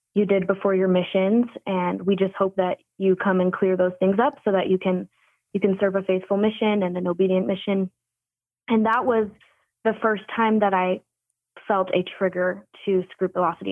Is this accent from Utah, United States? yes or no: yes; northern Utah, United States; growing up in Utah, especially northern Utah